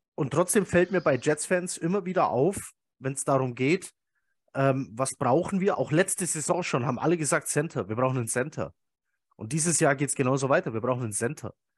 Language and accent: German; Swabia, Bavaria, Germany; ich bin ja Schwabe, ne? also ich wohne ja hier im bayerischen Teil von Schwaben